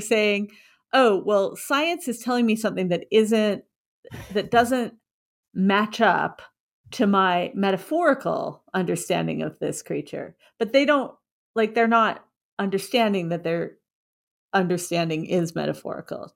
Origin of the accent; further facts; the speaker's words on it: Washington, United States; I grew up in Washington State